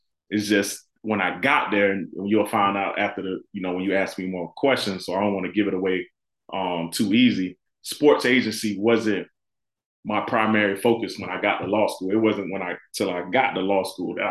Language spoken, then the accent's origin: English; Florida City, Florida, United States; moved away as an adult; also born or lived in Illinois; born and raised in Florida City